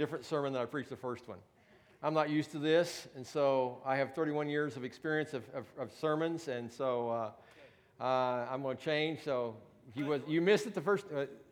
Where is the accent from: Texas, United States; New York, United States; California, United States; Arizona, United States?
Texas, United States; moved away as an adult; also born or lived in New Sharon, Iowa; now in Worth County, Missouri, United States; I'm from Texas